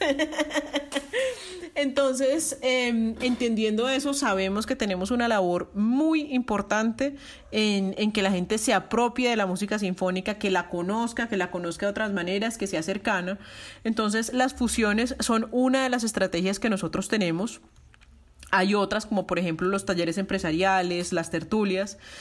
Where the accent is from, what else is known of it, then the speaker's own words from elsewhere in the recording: Bogotá, Colombia; moved away as an adult; also born or lived in Belgium / Barcelona, Spain; now in Medellín, Colombia; Yo soy más rola que la jaco